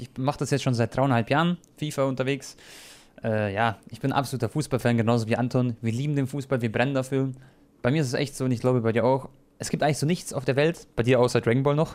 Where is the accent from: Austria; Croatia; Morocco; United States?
Croatia; ich bin ja Kroate